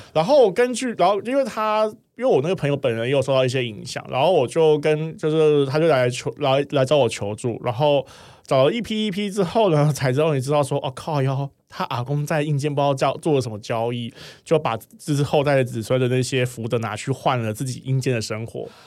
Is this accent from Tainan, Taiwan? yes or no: no; Sanchong, New Taipei, Taiwan; also born or lived in Xinzhuang; 因为我小时候也住三重